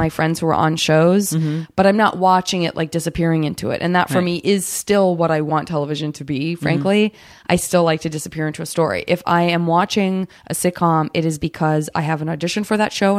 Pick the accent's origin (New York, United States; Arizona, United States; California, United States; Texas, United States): Arizona, United States; I did have to read Arizona.